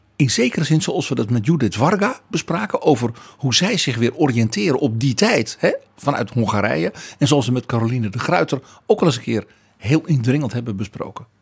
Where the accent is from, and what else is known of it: Netherlands